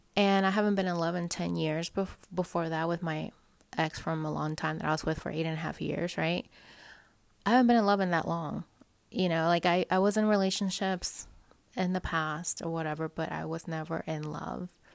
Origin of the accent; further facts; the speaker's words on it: Dallas, Texas, United States; moved away; I have family there anyways. I'm from Dallas